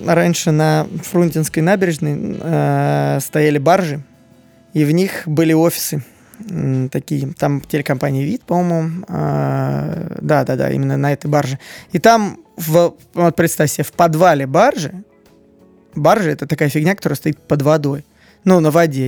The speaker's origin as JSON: {"language": "Russian", "region": "Moscow", "country": "Russia", "tie": "born or raised there", "said": "мне 30 лет, я коренной москвич"}